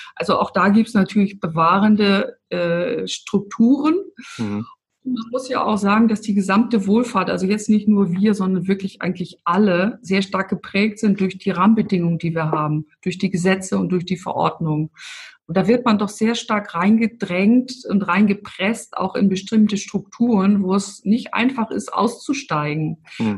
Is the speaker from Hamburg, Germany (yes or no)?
yes; Hamburg, Germany; now in Stuttgart, Germany; Ich bin ja eigentlich auch aus dem Norden. Ich bin ja aus Hamburg.